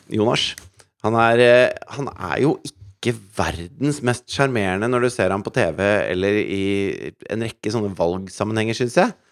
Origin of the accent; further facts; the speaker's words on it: Asker, Akershus, Norway; jeg kommer fra Asker